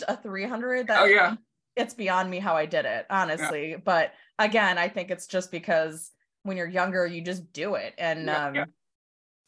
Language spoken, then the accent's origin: English; Chanhassen, Minnesota, United States; I grew up in Chanhassen, but I went to Chaska High School